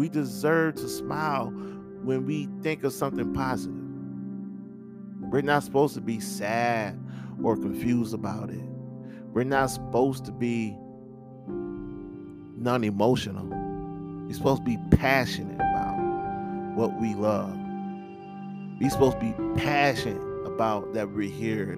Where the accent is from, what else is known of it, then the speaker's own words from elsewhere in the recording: United States; as an American